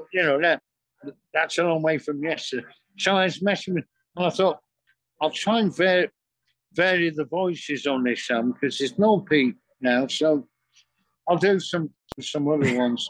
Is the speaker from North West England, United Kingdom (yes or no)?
yes; Manchester, North West England, United Kingdom; moved away as an adult; now in London, United Kingdom; we're both from Manchester and we all live around here.